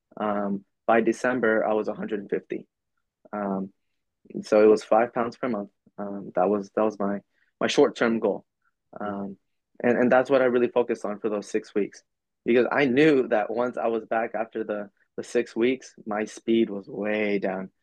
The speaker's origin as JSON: {"language": "English", "region": "Oklahoma", "country": "United States", "tie": "born or raised there", "also_born_or_lived": "El Paso, Texas / Mexico (ancestry)", "moved": "yes", "lives_now": "Virginia, United States", "said": "I was born in, in Oklahoma. I was raised in Oklahoma"}